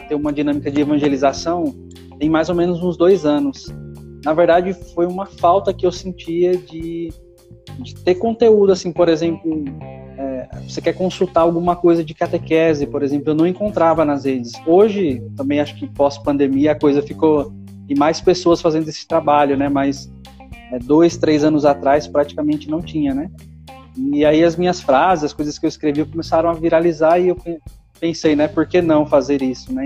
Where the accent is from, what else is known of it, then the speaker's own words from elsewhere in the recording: São Paulo, Brazil; moved away as an adult; eu sou natural de São Paulo, é São Paulo capital.